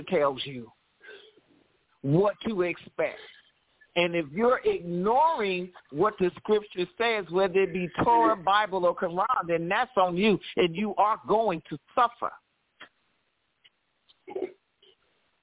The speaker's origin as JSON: {"language": "English", "town": "Cleveland", "region": "Ohio", "country": "United States", "tie": "born or raised there", "moved": "yes", "lives_now": "Los Angeles, United States", "said": "when I was growing up in Cleveland, we had fallout shelters at the schools"}